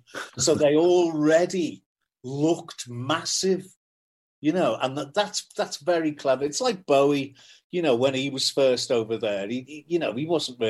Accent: Liverpool, North West England, United Kingdom; I'm from Kensington in Liverpool, which is a very working class area.

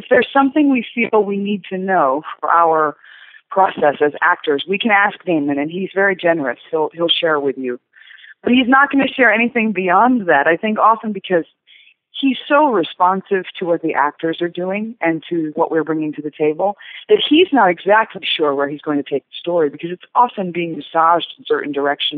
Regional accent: Chicago, Illinois, United States; we're from Chicago

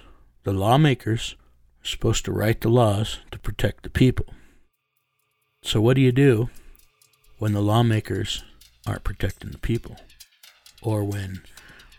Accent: United States; I'm a first generation American. My mother's Mexican and Comanche Indian

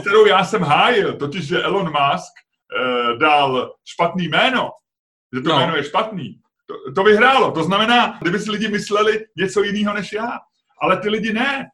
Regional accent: Czechia

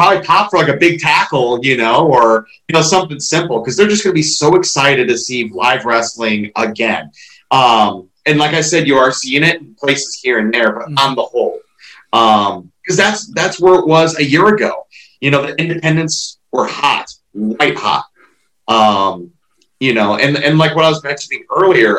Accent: Ohio, United States; I'm from Ohio

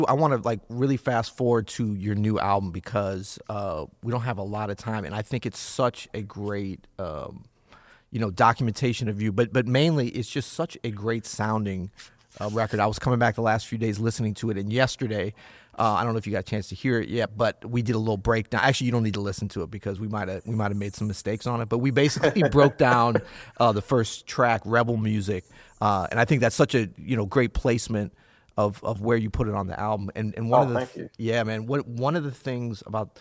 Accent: St. Louis, Missouri, United States; I'm from St. Louis

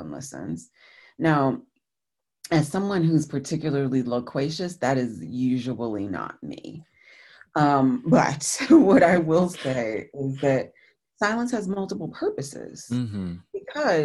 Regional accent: New Jersey, United States; I'm from the Northeastern United States, and from New Jersey in particular

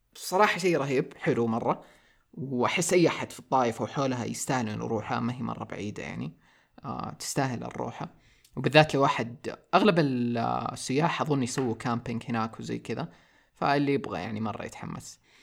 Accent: Saudi Arabia; also born or lived in Taif; عندنا في السعوديه

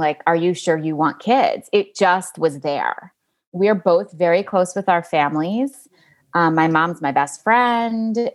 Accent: New York City, New York, United States; I grew up in New York City

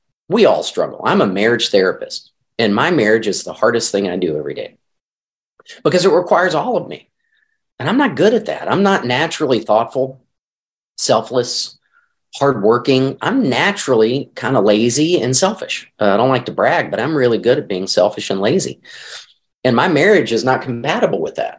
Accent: Arkansas, United States; now in St. Louis, United States; I grew up in Arkansas, never had allergies until I moved to St. Louis

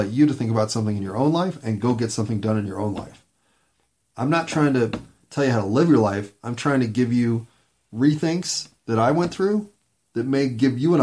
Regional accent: Denver, Colorado, United States; also born or lived in East Coast / Portland, Oregon / Seattle; I was born in Denver, Colorado, but I left at 18 to go to college on the East Coast

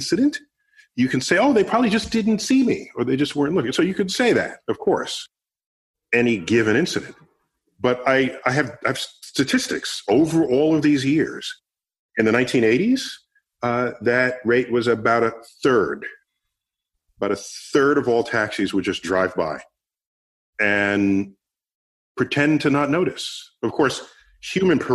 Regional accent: New York City, New York, United States; I grew up in the Bronx.

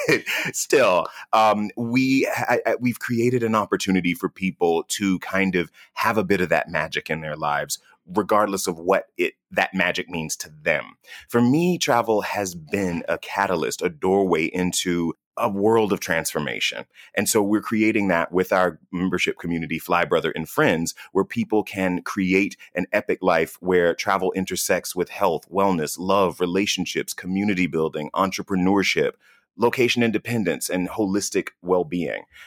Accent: United States; I'm from the United States of America

